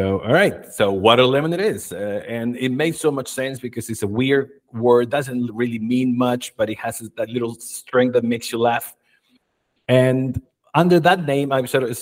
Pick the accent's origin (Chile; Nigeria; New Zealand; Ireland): Chile; moved away as an adult; also born or lived in United States; When I was 20, I left my country, Chile. I'm originally from Chile.